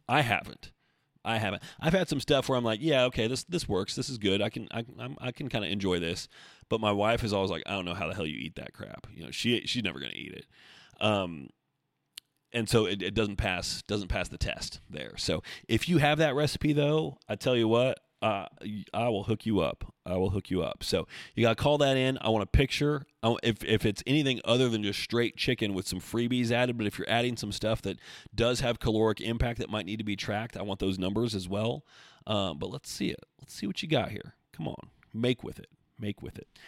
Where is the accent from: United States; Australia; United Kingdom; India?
United States; Oregon; I grew up in Oregon also.